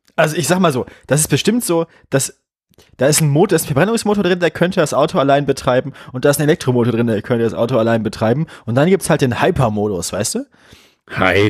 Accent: Bremen, Germany; moved away; als Bremerin

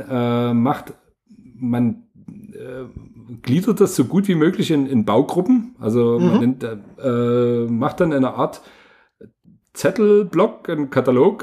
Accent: Bulgaria; moved away; ich bin in Bulgarien geboren

